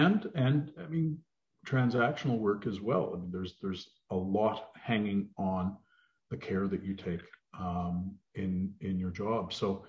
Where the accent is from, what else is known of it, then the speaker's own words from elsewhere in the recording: Edmonton, Alberta, Canada; now in Ottawa, Canada; well, you remember I came from Edmonton, so